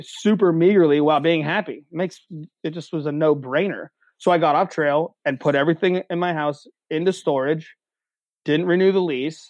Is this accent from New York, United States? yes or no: no; Central Pennsylvania, United States; I'm a kid from Central PA